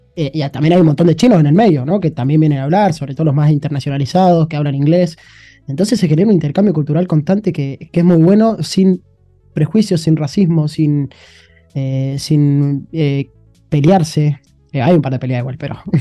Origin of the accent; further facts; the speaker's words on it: Argentina; moved away as an adult; now in China; me encanta estar en mi país